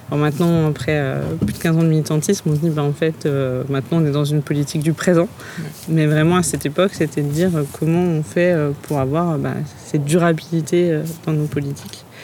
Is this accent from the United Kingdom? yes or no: no; Vesoul, Bourgogne-Franche-Comté, France